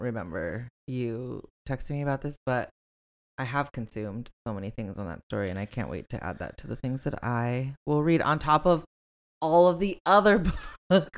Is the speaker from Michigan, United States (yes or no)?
no; Long Beach, California, United States; I'm from Long Beach